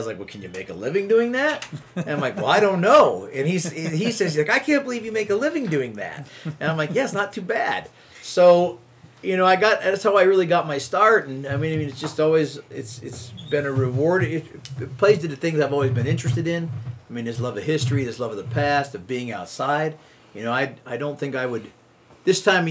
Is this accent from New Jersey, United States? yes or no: no; Muncy, Pennsylvania, United States; also born or lived in El Paso, Texas; now in Michigan, United States; I grew up in Pennsylvania, and in north central Pennsylvania in a little town called Muncie along the Susquehanna River on the West Branch